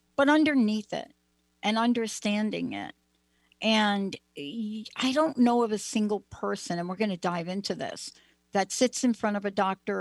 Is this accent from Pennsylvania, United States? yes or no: no; New Jersey, United States; I'm from New Jersey